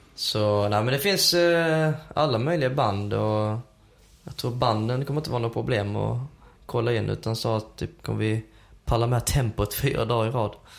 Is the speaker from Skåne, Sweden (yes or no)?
yes; Helsingborg, Skåne, Sweden; moved away as an adult; also born or lived in Södertälje / Uppsala / Märsta; jag är ju uppvuxen i Helsingborg men eh, född i Södertälje